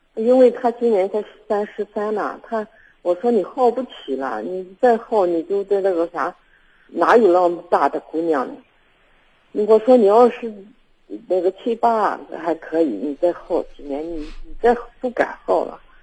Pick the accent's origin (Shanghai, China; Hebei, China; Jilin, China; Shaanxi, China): Shaanxi, China; Baoji; 我是保级的嘛